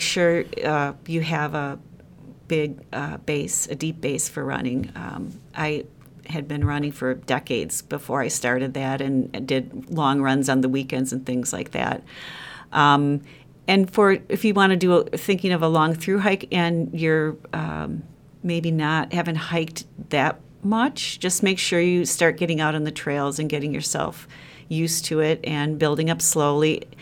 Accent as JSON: {"language": "English", "town": "Sheboygan", "region": "Wisconsin", "country": "United States", "tie": "born or raised there", "lives_now": "Madison, United States", "said": "having grown up in Sheboygan"}